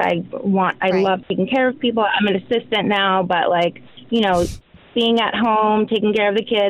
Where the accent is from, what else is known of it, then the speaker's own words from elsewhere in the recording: New Jersey, United States; now in Los Angeles, United States; I was raised in New Jersey, a pretty well-off family.